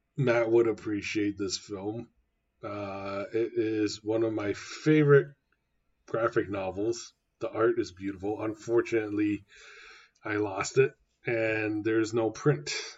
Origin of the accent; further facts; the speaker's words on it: Taiwan; now in Canada; growing up in Taiwan